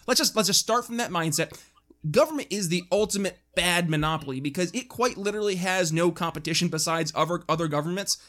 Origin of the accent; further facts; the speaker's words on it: New York, United States; my home state up in, in New York